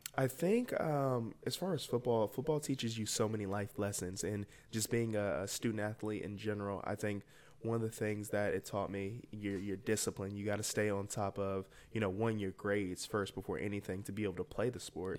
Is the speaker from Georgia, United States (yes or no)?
yes; Atlanta, Georgia, United States; I'm from Atlanta, Georgia, uh, born and raised in, uh, Winthrop, Buford High School